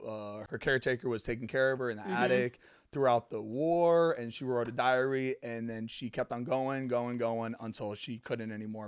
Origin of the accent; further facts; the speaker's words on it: Fort Lauderdale, Florida, United States; moved away as an adult; now in Los Angeles, United States; I grew up in Fort Lauderdale.